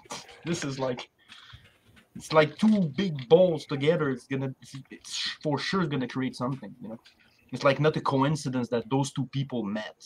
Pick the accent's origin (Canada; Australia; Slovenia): Canada; Quebec; I'm from Quebec.